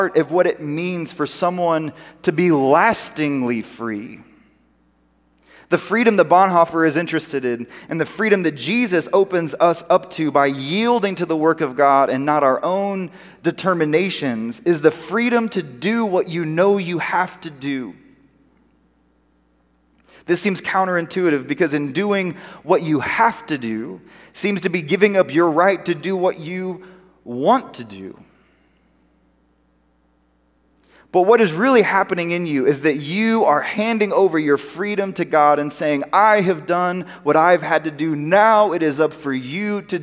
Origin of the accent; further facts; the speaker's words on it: United States; We're American